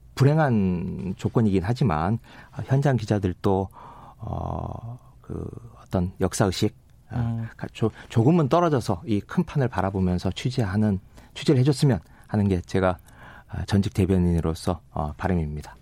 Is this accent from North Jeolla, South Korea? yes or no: yes; Gunsan, North Jeolla, South Korea; moved away; 어, 제 고향이고